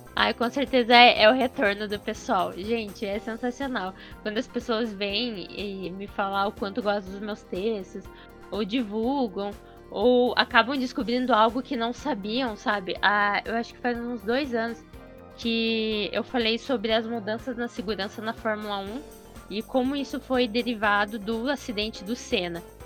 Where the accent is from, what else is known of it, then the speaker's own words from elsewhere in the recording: Curitiba, Paraná, Brazil; eu sou de Curitiba